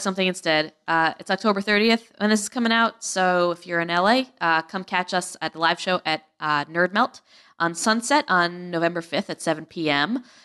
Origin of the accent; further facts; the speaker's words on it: New England, United States; I'm super, like, Yankee. Like, I grew up in New England